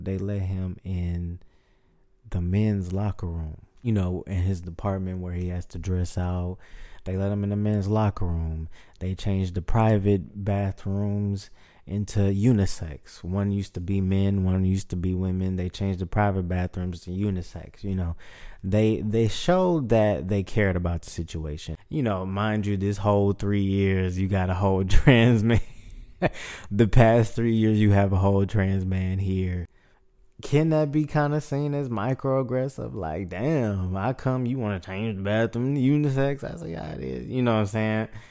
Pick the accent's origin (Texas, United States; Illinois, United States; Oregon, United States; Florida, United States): Texas, United States; Houston; born and raised. I was born in Memorial City Hospital.